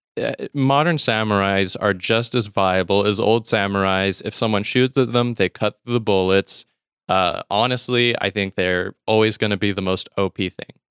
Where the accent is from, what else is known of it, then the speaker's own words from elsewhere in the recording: Mississippi, United States; I'm from Mississippi in the U S, and not born here, but I've lived most of my life here